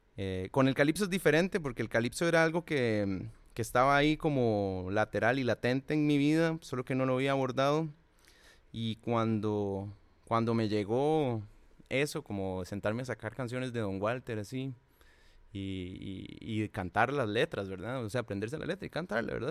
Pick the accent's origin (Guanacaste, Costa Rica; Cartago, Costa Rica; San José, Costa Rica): Cartago, Costa Rica; yo soy de Cartago